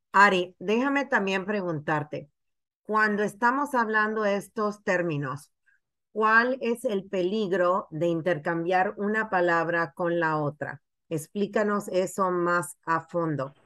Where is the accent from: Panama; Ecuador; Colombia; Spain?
Panama; now in United States; Yo vengo de Panamá, soy inmigrante